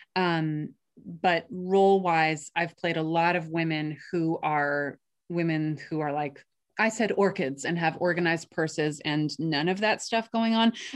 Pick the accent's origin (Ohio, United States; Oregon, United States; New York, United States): New York, United States; I grew up in New York